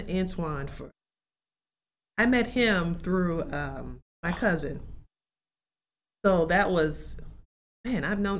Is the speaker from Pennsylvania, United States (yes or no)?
no; New Madrid, Missouri, United States; moved away as an adult; New Madrid is, you know, my hometown is about 3,300 people. We're about 2 hours north of Memphis, about two and a half south of St. Louis. So we are at called the Boot Hill. It's the bottom, you know, southeast Missouri.